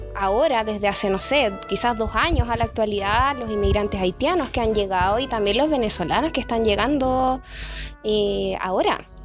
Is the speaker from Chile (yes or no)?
yes; Chile; seguimos siendo un país tremendamente conservador